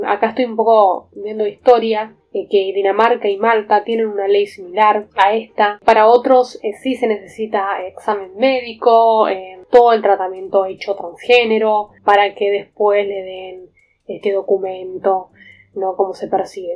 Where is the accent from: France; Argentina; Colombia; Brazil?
Argentina